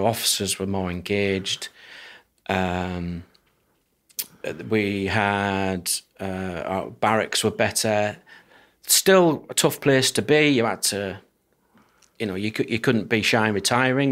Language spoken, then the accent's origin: English; Durham, North East England, United Kingdom; moved away; I grew up in northeast of England, Durham, um, seaside town.